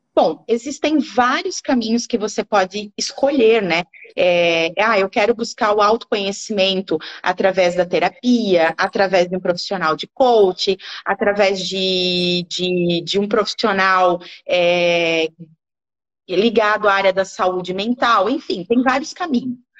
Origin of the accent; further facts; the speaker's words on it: Gaspar, Santa Catarina, Brazil; eu sou de Gaspar, Gaspar, né? Tem que puxar o X para falar.